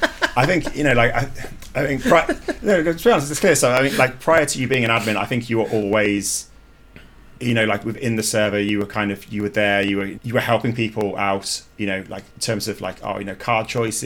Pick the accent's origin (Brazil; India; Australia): Brazil; English is a second language; moved away as an adult; now in Ireland; look, I'm from Brazil. I've come over to play and I enjoy playing, you know, competitive.